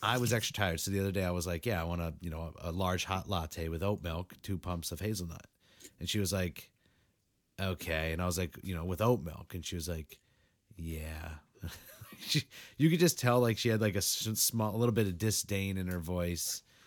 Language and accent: English; New England, United States; the snowstorm we just had out here in New England